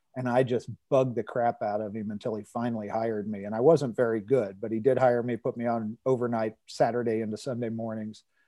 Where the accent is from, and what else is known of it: Cincinnati, Ohio, United States; born or raised there